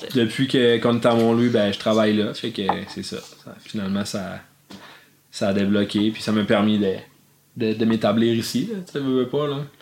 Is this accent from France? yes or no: no; Amqui, Quebec, Canada; also born or lived in Montreal; now in Mont-Louis, Canada; je suis natif d'Amqui dans la Matapédia